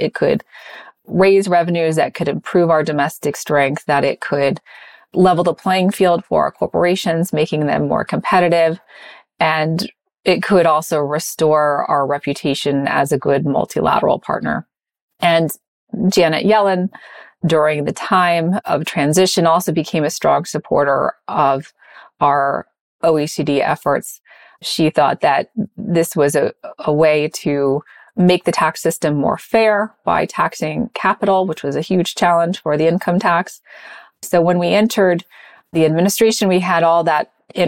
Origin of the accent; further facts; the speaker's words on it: Indiana, United States; moved away; growing up in Indiana